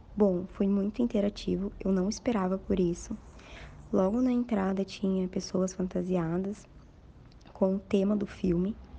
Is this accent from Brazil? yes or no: yes; São Paulo, Brazil; eu sou de São Paulo, capital